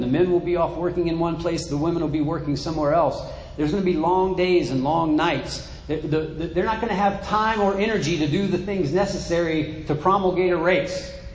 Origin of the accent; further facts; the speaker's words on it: United States; in my mind as American